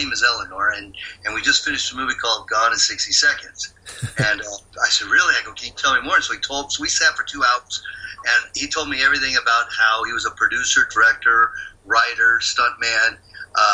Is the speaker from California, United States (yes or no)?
yes; San Leandro, California, United States; I grew up in the Bay Area in a town called San Leandro.